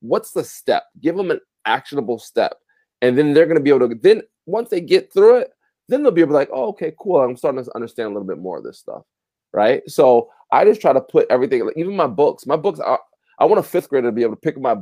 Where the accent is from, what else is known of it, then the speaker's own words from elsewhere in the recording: Passaic, New Jersey, United States; I'm a kid from Passaic, New Jersey.